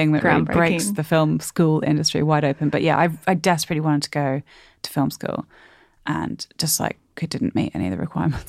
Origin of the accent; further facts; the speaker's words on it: Sydney, New South Wales, Australia; moved away as an adult; also born or lived in London / Durham; Unfortunately for me, I am from Sydney and then I shed my Sydney voice, not intentionally, in London and in Durham where I went to uni.